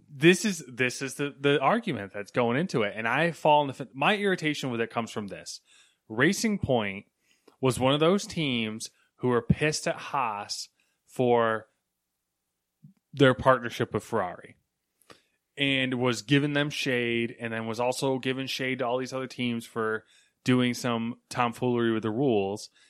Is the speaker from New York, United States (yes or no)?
yes; New York, United States; "Oh, where are you from?" like, I'd be like, "Oh, New York."